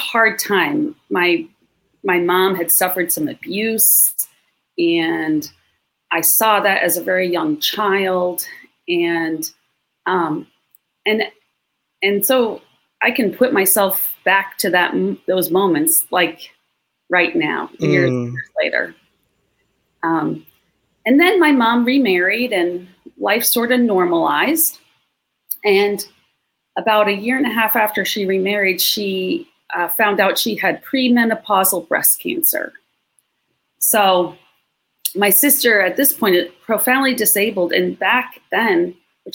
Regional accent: Long Island, New York, United States; now in Melbourne, United States; I grew up in New York and went to church kind of here and there

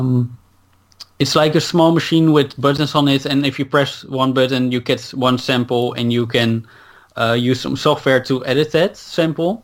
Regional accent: Netherlands; English is a second language; I grew up here in Holland, so I'm fully Dutch

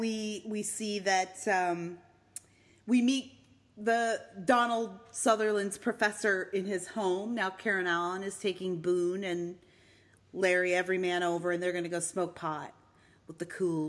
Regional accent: Eastern Canada, Canada; moved away; We're from Eastern Canada

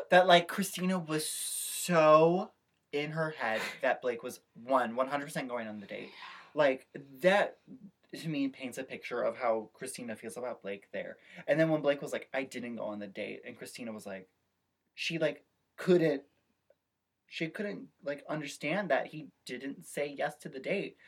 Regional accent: Midwest, United States; I'm a Midwesterner

